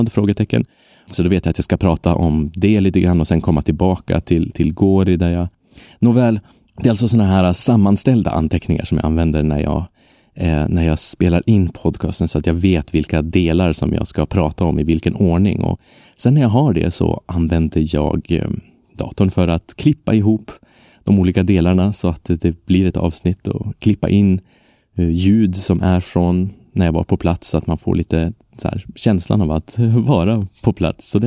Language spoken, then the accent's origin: Swedish; Sweden; first language Swedish; Men mitt språk är ju svenska. Det är mitt modersmål, mitt enda modersmål.